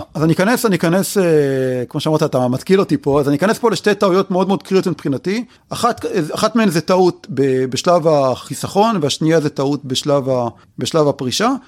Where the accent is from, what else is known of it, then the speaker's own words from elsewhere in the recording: Israel; אצלנו בישראל אנחנו אוהבים להישאר קרובים לבית